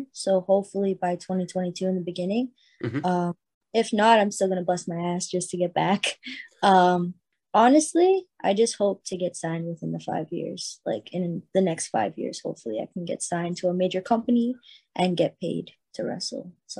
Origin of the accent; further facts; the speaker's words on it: Canada; I'm Canadian.